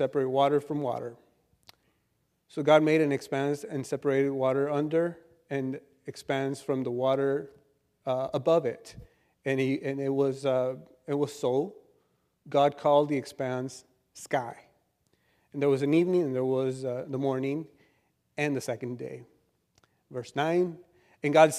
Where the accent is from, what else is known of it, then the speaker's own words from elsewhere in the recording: El Centro, California, United States; I'm from El Centro, and we live in a desert over there